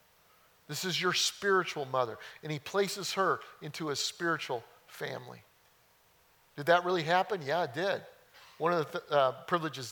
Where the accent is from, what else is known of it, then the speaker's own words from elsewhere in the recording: just outside of Denver, Colorado, United States; now in Mount Pleasant, United States; I grew up in Colorado. Just outside of Denver, hilly.